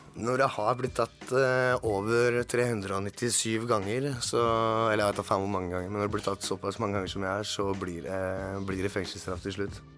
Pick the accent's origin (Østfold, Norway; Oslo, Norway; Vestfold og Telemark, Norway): Oslo, Norway; jeg er fra Tveita, Oslo